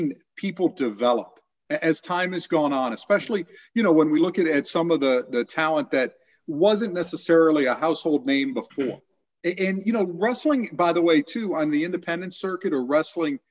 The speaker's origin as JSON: {"language": "English", "town": "Miami", "region": "Florida", "country": "United States", "tie": "born or raised there", "also_born_or_lived": "Middletown, Ohio / Kettering, Ohio", "moved": "as an adult", "said": "Growing up in Miami and moving to Middletown, Ohio"}